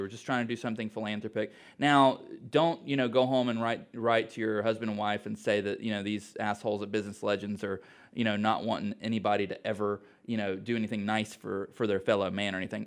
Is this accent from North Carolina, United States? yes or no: yes; Mooresville, North Carolina, United States; I'm from Mooresville